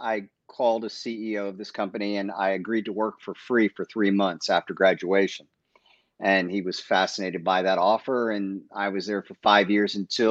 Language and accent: English; Maryland, United States; also born or lived in Bronx, New York / Pennsylvania; Most of my remembering was, you know, through high school and middle school in Maryland